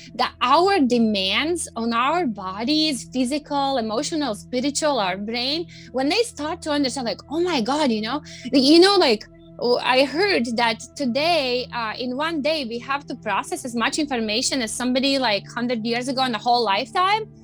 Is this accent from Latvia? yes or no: yes; Latvia; moved away as an adult; now in United States; I grew up in Latvia